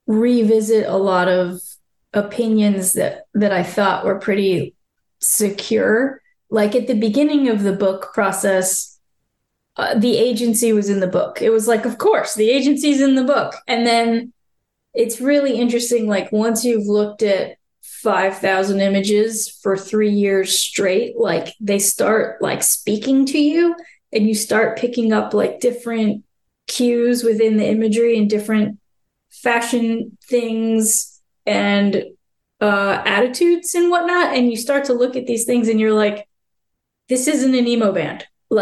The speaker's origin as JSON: {"language": "English", "region": "Florida", "country": "United States", "said": "And I had to kind of own my geographic roots and be like, I'm from Florida, so this is my perspective of how things were."}